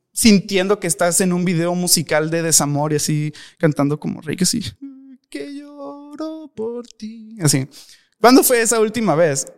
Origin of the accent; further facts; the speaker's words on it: Mexico; me da pena como mexicano